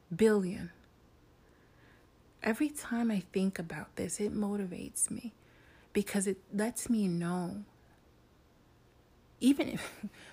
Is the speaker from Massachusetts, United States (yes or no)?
no; New York City, New York, United States; I'm a woman from New York City